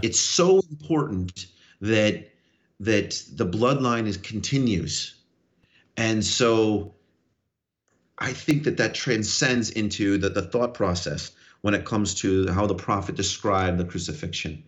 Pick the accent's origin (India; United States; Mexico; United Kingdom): United States; New York; I'm a New Yorker.